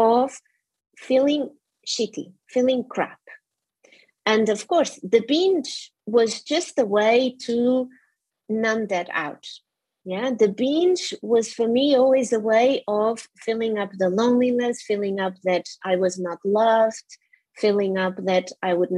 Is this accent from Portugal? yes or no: yes; Portugal; moved away as an adult; now in United Kingdom; I'm originally from Portugal. My parents are also Portuguese, and I came to the UK when I was 23